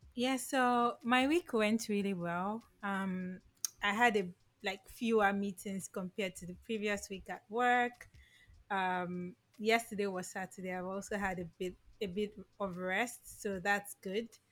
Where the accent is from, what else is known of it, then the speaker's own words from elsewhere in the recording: Lagos, Nigeria; i grew up in lagos